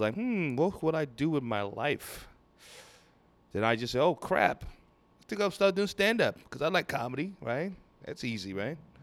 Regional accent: Lagos, Nigeria; now in Houston, United States; I grew up in Nigeria, from Nigeria

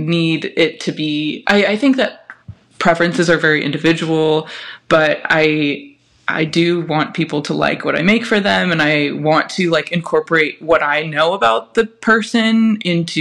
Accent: California, United States; I grew up in California

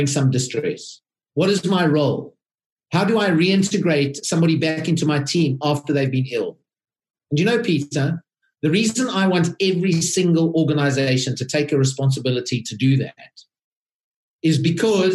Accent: South Africa; moved away as an adult; now in United Kingdom; I am a South African

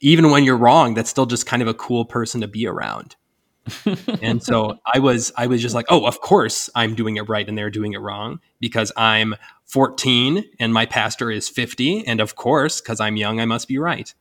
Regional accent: Northwest Ohio, United States; moved away as an adult; now in Indiana, United States; I'm from Northwest Ohio

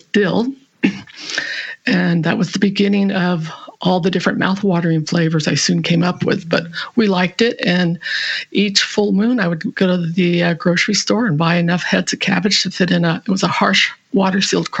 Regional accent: California, United States; moved away as an adult; now in Cowichan Valley, Canada; I grew up in California

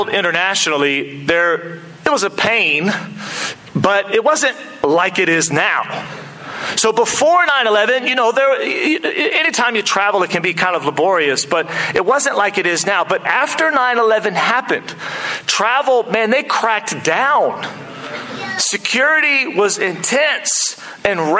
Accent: United States; now in Auckland, New Zealand; as an American

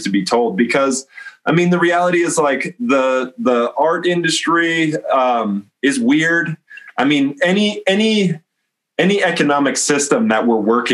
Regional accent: North Dakota, United States; I am from North Dakota.

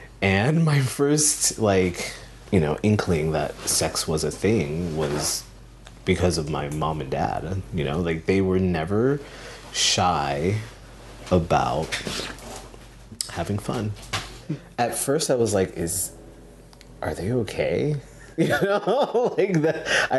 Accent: San Diego, California, United States; also born or lived in Philippines; I was born in the Philippines, and my mom and dad met there, I guess fell in love, and we moved to San Diego. And so a lot of the time I tell people that I'm from California

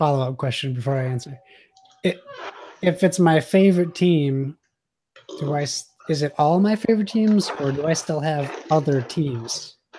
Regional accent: Massachusetts, United States; I'm from Massachusetts, and regardless of what people think of the teams, as a kid, I was taught what sports hate is

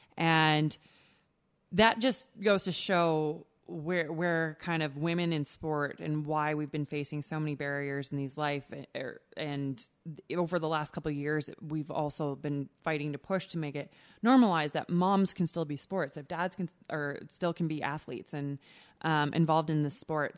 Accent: Canada

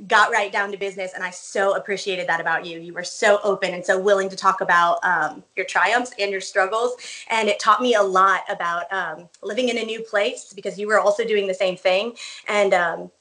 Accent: Chicago, Illinois, United States; moved away as an adult; also born or lived in Johnson City, Tennessee; I grew up around Chicago area, so I'm very northern

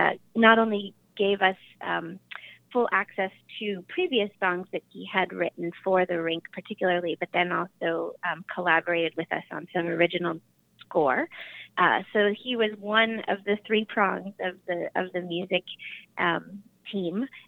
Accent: Hawaii, United States; I'm from Hawaii

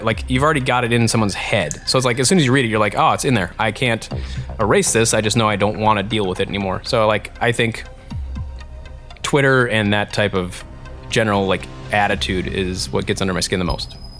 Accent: Eau Claire, Wisconsin, United States; I mainly grew up in a place called Eau Claire, Wisconsin

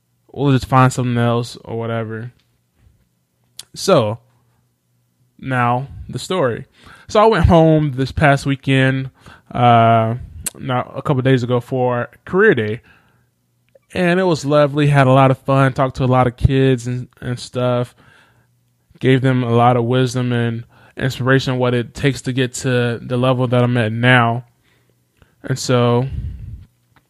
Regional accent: Enterprise, Alabama, United States; moved away; back in my hometown of Enterprise, Alabama

